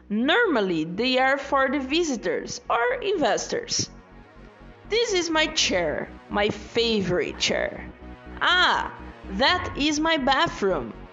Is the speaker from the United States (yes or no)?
no; Brazil; English is a second language; I'm from Brazil. I'm a software engineer. I'm 25 years old.